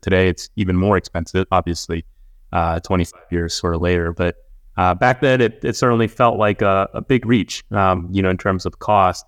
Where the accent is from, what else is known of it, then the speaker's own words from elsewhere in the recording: Houston, Texas, United States; we were a pretty, uh, I would say, middle-class family growing up in Houston